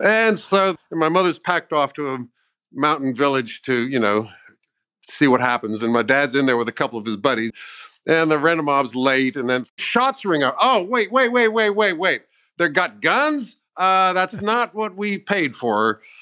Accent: United States; now in England; I'm American.

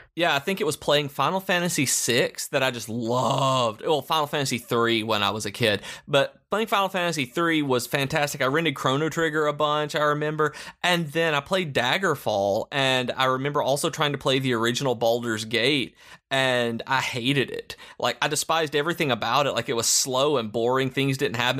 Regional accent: Lawrenceburg, Tennessee, United States; I grew up in Lawrenceburg, Tennessee

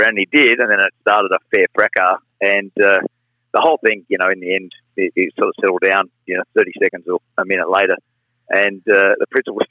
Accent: Wyong, New South Wales, Australia; growing up on the Central Coast.

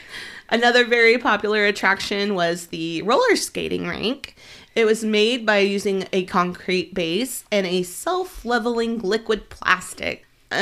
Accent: Oklahoma, United States

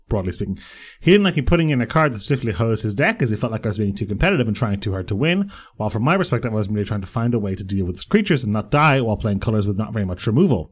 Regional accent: Bray, Leinster, Ireland; The Silver Strand in Bray, which is my hometown.

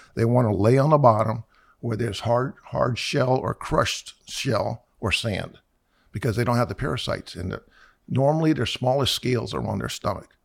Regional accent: Miami, Florida, United States; I was born in November of fifty-six. My parents moved down here in January of fifty-seven, and we moved to Miami. We were in the north part of Miami

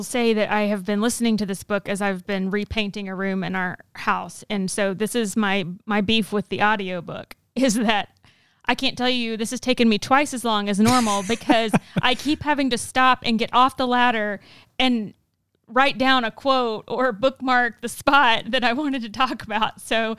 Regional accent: Texas, United States; growing up in the Bible Belt, I'm a Texas kid

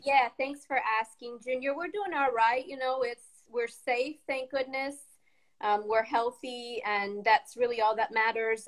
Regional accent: Chesterton, Indiana, United States; moved away as an adult; also born or lived in Peoria, Illinois / Chicago, Illinois; I was born in Chesterton, Indiana, the same town I live

